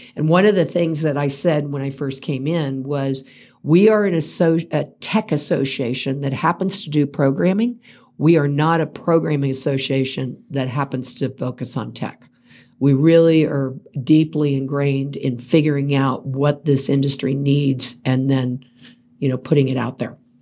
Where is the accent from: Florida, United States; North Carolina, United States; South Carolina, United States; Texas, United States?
Florida, United States; Central; now in Colorado, United States; grew up in Central Florida